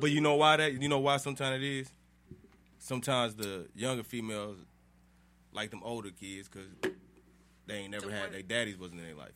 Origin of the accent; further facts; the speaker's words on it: New York City, New York, United States; moved away as an adult; I'm from Brooklyn